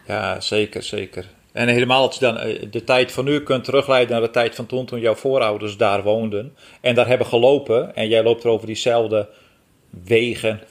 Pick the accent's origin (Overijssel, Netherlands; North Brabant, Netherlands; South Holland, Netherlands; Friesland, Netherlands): Friesland, Netherlands; Geboortejaar 1971, geboren in Friesland